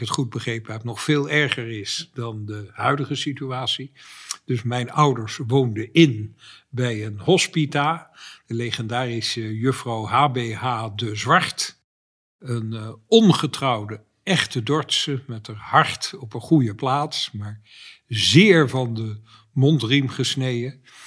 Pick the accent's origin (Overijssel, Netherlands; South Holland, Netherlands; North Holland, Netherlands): South Holland, Netherlands; Dordrecht; moved away; ik ben een geboren en getogen Dortenaar